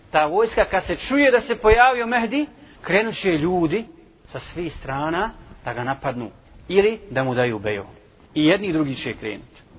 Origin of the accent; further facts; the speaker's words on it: Bosnia & Herzegovina; kod nas u Bosni